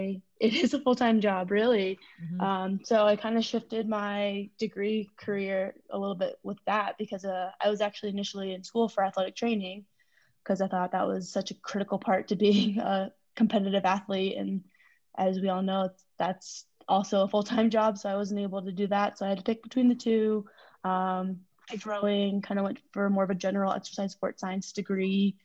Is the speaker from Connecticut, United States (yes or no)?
no; Denver, Colorado, United States; also born or lived in China; I was born in China. I was adopted when I was four. So I was in orphanage for the first 4 years. And my mom was a single mom who was a badass. She adopted me when I was four, moved to Denver. So I kind of grew up here